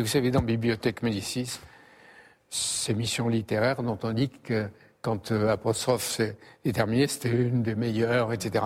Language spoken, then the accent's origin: French; Algeria; now in France; je venais d'Algérie à un moment de la guerre d'Algérie